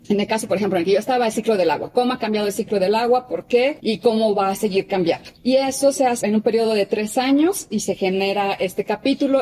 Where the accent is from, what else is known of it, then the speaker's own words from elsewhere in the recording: Mexico; fui la única mexicana seleccionada para el grupo 1